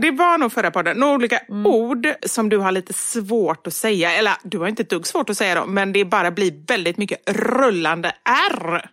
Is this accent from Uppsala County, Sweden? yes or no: no; Gothenburg, Västra Götaland, Sweden; accent: göteborgska; jag pratar mer göteborgska när jag pratar med dig